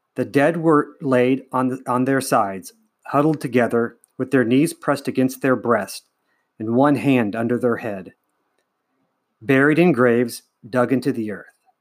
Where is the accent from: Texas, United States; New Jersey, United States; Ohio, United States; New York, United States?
Ohio, United States; I am from Ohio, in the United States